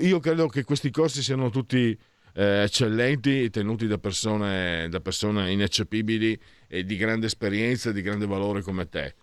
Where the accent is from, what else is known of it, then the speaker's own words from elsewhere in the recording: Friuli-Venezia Giulia, Italy; io vengo dal Friuli